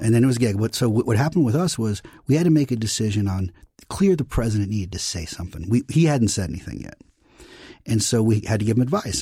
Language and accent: English; New York, United States; I'm a Democrat from New York